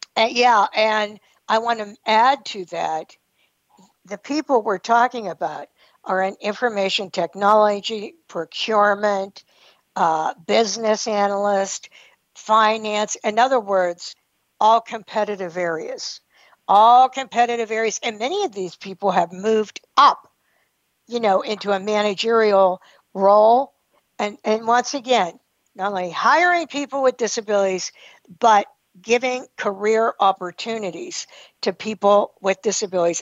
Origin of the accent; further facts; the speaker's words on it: New Galilee, Pennsylvania, United States; moved away as an adult; also born or lived in New Castle, Pennsylvania; I grew up in New Galilee